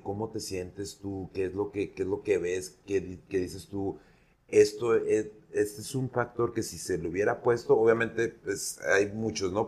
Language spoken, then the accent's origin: Spanish; Mexico; soy mexicano